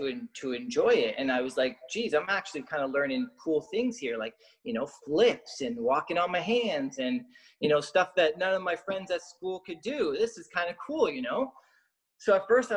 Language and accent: English; Lower Sackville, Nova Scotia, Canada; moved away as an adult; also born or lived in Ontario / Dartmouth / Montreal / United States; I grew up in Lower Sackville there. We had just moved from Ontario. So I was about 3.5, 4 years old